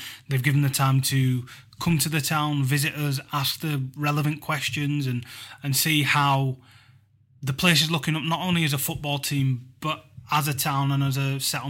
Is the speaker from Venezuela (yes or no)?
no; Huddersfield, Yorkshire and the Humber, United Kingdom; This is my hometown.